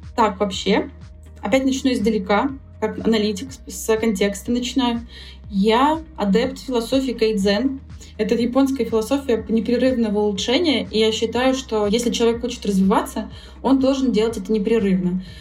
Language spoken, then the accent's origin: Russian; Saint Petersburg, Russia; я сама из Петербурга